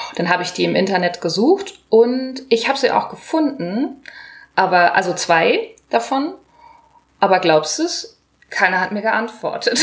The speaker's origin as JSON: {"language": "German", "town": "Hanover", "region": "Lower Saxony", "country": "Germany"}